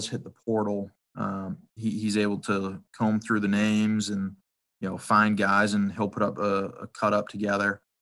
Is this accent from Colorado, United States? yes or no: no; Massachusetts, United States; I grew up in Massachusetts, you know, played my college ball in Massachusetts